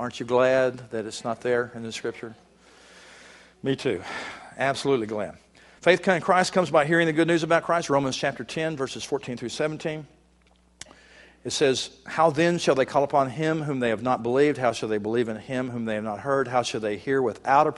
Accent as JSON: {"language": "English", "region": "Texas", "country": "United States", "also_born_or_lived": "Virginia", "moved": "as an adult", "said": "I'm originally from Texas, and I'm living in Texas now, but I was living in Virginia at the time"}